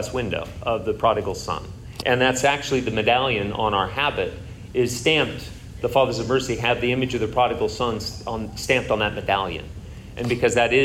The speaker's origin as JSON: {"language": "English", "area": "Sheridan County", "region": "Kansas", "country": "United States", "tie": "born or raised there", "moved": "yes", "said": "grew up on a feedlot in Sheridan County, Kansas."}